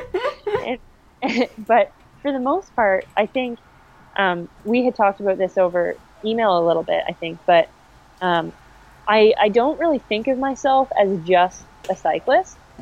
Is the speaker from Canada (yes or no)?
yes; Durham Region, Ontario, Canada; I'm from the Durham region